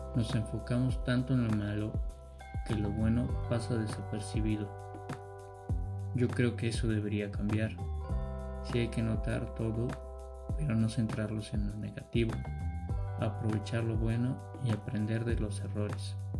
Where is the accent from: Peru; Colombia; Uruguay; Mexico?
Mexico